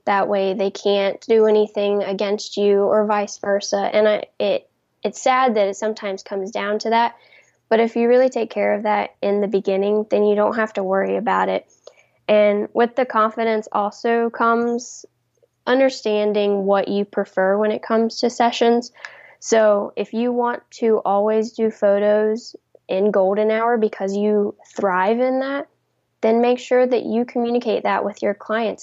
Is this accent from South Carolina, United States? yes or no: yes; South Carolina, United States; I'm from South Carolina